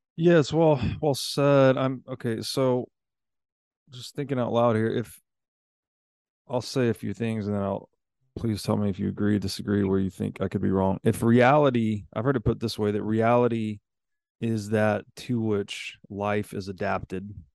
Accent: United States; I'm an American citizen

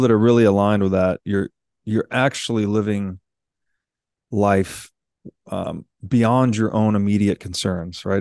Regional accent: Tennessee, United States; I grew up in Tennessee

